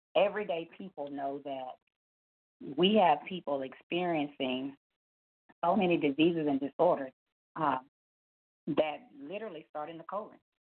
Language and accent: English; Dallas, Texas, United States; also born or lived in Garland, Texas; I'm calling you from Garland, Texas, uh, born and raised here in Dallas